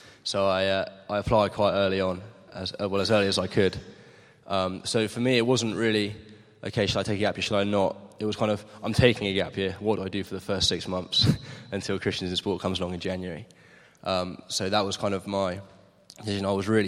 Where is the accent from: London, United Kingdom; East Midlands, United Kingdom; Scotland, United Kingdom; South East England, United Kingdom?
South East England, United Kingdom; Maidenhead; So I'm from Maidenhead, just down the M40.